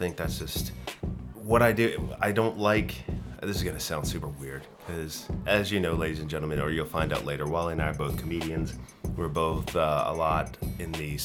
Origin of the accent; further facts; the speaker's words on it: South Florida, United States; moved away as an adult; also born or lived in Virginia / Fort Lauderdale / Sarasota / Georgia; now in Sweden; I grew up in South Florida, in Fort Lauderdale and Sarasota, which is in Central Florida